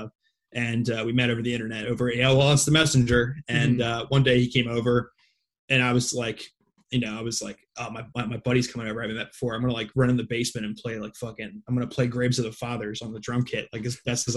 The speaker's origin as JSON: {"language": "English", "town": "Philadelphia", "region": "Pennsylvania", "country": "United States", "tie": "born or raised there", "also_born_or_lived": "Jenkintown, Pennsylvania", "said": "I grew up in Northeast Philadelphia for most of my life"}